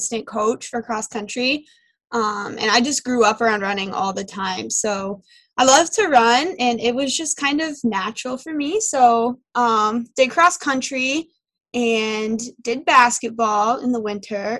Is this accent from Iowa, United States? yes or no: yes; Ottumwa, Iowa, United States; moved away as an adult; I'm from Southeast Iowa. I live right outside a town called Ottumwa, and I went to Pekin High School